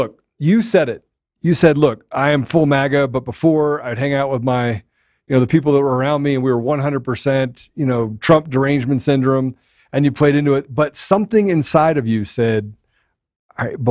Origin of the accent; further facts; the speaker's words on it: Washington, District of Columbia, United States; I grew up in Washington, D.C.